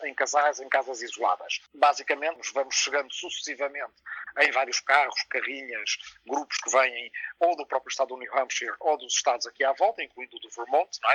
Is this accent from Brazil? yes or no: no; Portugal; o Portugal da minha infância, na minha aldeia, nos anos 70